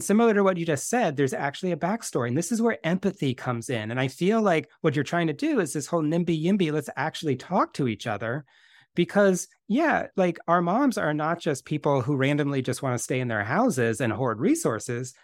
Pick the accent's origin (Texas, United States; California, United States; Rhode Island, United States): California, United States; Bay Area; I grew up in the Bay Area as well